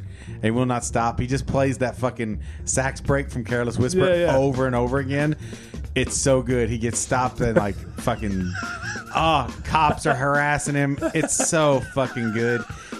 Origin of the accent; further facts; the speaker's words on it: Richmond, Kentucky, United States; It's my hometown.